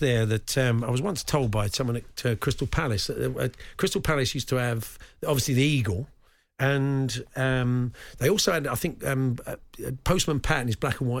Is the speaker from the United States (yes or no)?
no; Argentina; that's because they haven't seen the pitches I used to play on with glass on it and dogs when I was a kid growing up in Argentina.